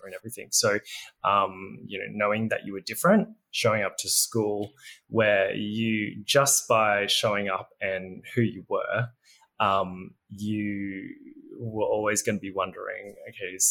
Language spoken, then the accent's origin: English; Berry, New South Wales, Australia; moved away; also born or lived in Nowra; navigating life in a, you know, relatively country town on the south coast.